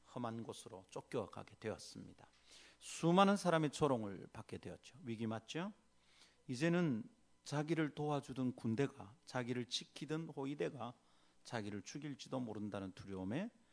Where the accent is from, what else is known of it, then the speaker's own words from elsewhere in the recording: South Korea; 유교적 정황인 한국에서 태어나서 산